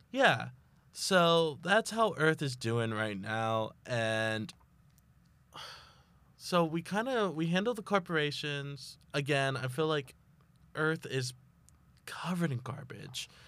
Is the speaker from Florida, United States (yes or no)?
no; Texas, United States; I'm from Texas